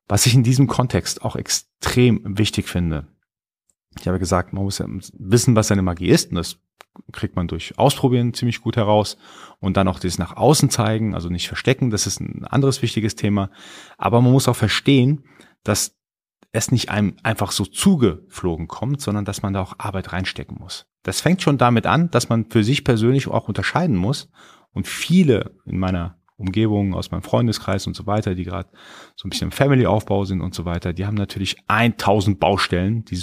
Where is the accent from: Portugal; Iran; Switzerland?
Iran; first language Persian; German is a second language; ich bin gebürtiger Iraner, ich spreche Farsi, also Persisch, und ich habe für mich irgendwann entdeckt oder beobachtet, dass mein Persisch mit der Zeit schlechter wurde, weil ich einfach weniger gesprochen habe.